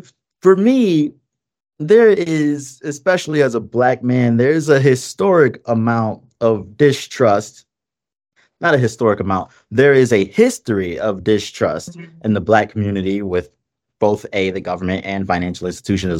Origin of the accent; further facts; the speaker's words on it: Detroit, Michigan, United States; I'm from Detroit. I grew up poor, and I'm I'm in a unique position of having, in Detroit especially, having lived through the 2008 recession